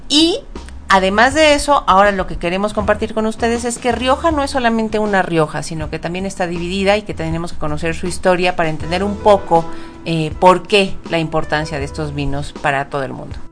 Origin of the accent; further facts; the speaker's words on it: Mexico; como consumidores mexicanos